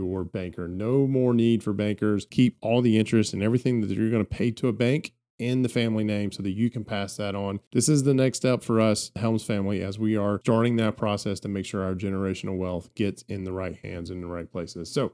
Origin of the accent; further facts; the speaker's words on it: the South, United States; I am from the South